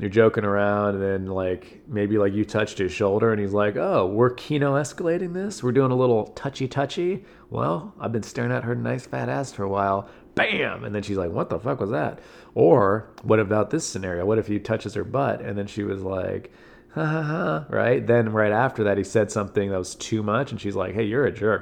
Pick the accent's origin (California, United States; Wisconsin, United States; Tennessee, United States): California, United States; I'm from California